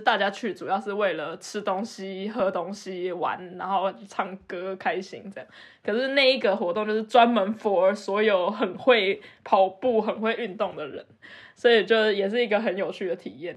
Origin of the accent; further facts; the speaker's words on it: Taipei, Taiwan; moved away as an adult; now in Germany; 我是一个台北长大的死小孩